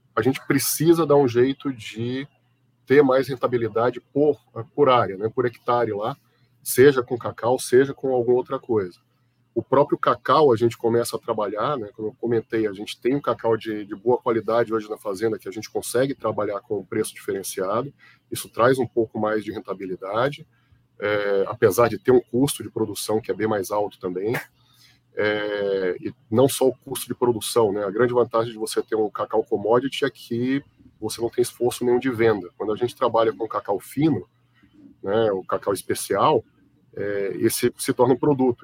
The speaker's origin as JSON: {"language": "Portuguese", "town": "Itabuna", "region": "Bahia", "country": "Brazil", "tie": "born or raised there", "also_born_or_lived": "Belo Horizonte, Minas Gerais / Salvador, Bahia / São Carlos, São Paulo", "moved": "as an adult", "lives_now": "São Paulo, Brazil", "said": "Eu fui criado na Bahia, em Itabuna, depois em Salvador"}